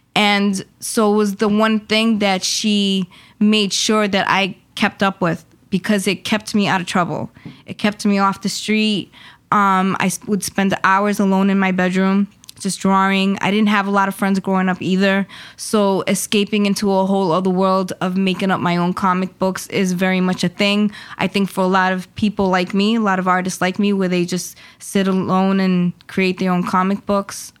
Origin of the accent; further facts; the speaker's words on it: Mayagüez, Puerto Rico; now in Worcester, United States; I am originally from Puerto Rico. I was born in Mayagüez, Puerto Rico.